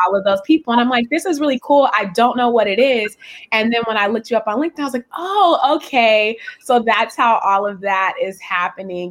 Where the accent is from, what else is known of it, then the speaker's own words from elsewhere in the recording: West Coast, United States; I'm from the West Coast